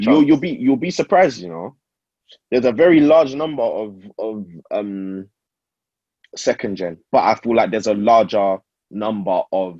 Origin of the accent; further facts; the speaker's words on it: Jamaica; now in United Kingdom; If anyone asks me where I'm from, yeah, man says I'm Jamaican, straight.